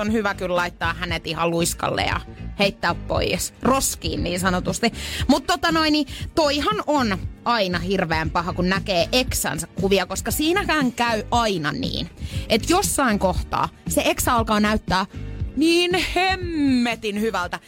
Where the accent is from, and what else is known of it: Pori, Satakunta, Finland